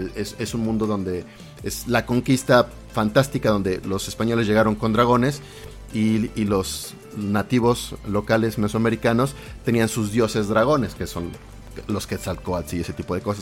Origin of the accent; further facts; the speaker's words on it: Mexico; los mexicanos tenemos palabras diferentes